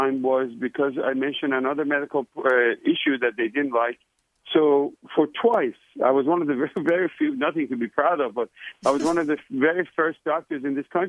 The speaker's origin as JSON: {"language": "English", "country": "Iran", "tie": "born or raised there", "moved": "yes", "lives_now": "United States", "said": "I was born in Iran, beautiful, beautiful country."}